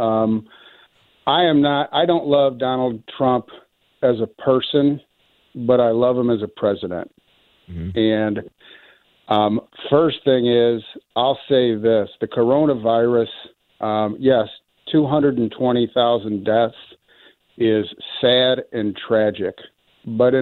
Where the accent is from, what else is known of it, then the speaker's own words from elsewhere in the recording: Michigan, United States; now in St. Louis, United States; I'm from Michigan. I'm in St. Louis currently